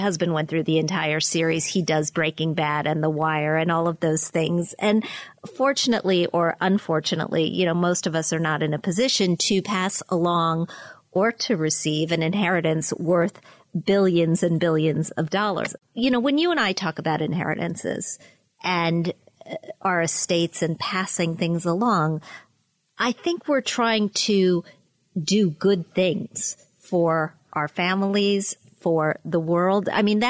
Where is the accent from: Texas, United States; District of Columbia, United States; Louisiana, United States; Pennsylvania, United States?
Pennsylvania, United States; I like buying gas in New Jersey rather than in my home state of Pennsylvania.